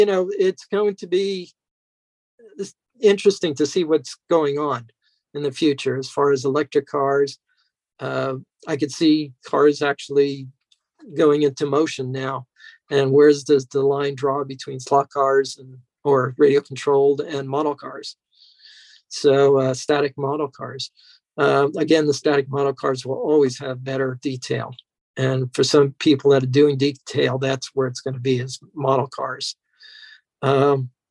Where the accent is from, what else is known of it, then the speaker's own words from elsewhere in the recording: Temple City, California, United States; also born or lived in New York; I grew up in Temple City.